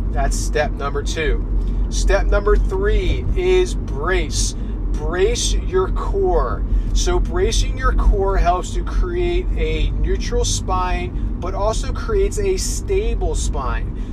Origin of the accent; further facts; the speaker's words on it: New Jersey, United States; my hometown in New Jersey